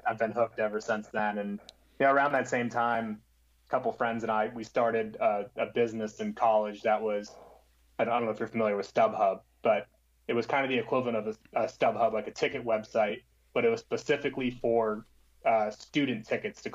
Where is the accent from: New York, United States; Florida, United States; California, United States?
Florida, United States; South; I grew up in South Florida